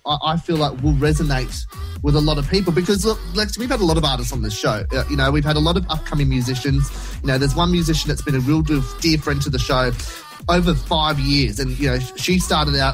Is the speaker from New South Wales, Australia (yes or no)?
yes; Blacktown, New South Wales, Australia; We are both from Blacktown.